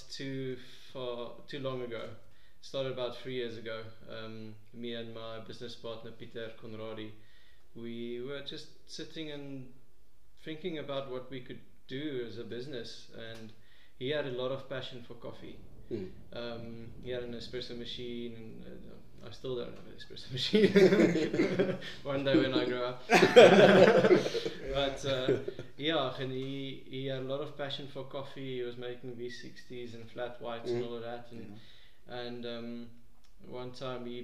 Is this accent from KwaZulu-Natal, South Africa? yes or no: no; Pretoria, Gauteng, South Africa; I'm a guy from Pretoria